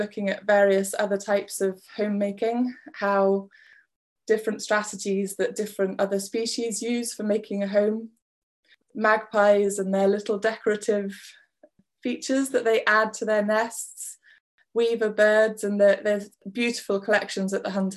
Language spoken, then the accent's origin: English; West Wales, United Kingdom; also born or lived in Bath; now in Scotland; I was born in Bath, but we moved to Wales when I was 6, and I'm now in Scotland